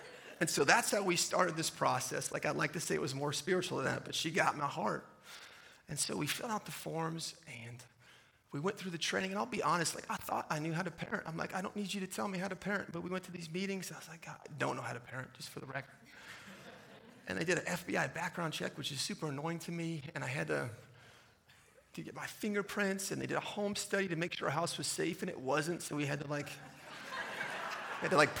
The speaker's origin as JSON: {"language": "English", "town": "San Diego", "region": "California", "country": "United States", "tie": "born or raised there", "also_born_or_lived": "Virginia / Little Rock, Arkansas", "moved": "as an adult", "said": "I was a high school teacher and a wrestling coach in my hometown in San Diego"}